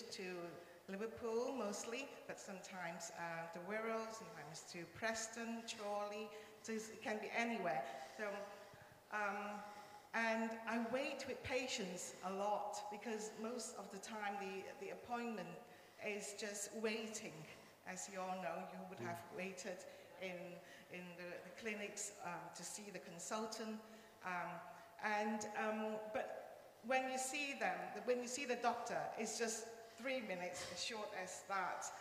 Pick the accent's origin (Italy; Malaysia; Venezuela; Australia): Malaysia; first language Cantonese; English is a second language; now in United Kingdom; I speak my mother tongue, which is Cantonese, and then I interpret in English to the medical, the doctors and the nurses. Also Malay, because I was born in Malaysia